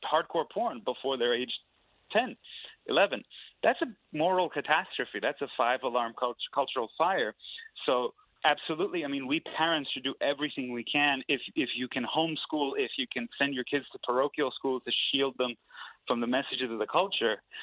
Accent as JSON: {"language": "English", "country": "Iran", "moved": "yes", "lives_now": "United States", "said": "I'm an immigrant. I'm from Iran. I came to the United States"}